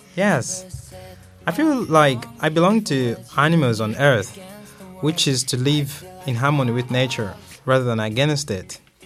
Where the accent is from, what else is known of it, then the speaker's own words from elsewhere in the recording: Malawi; now in Jinhua, China; my hometown uh, in Malawi.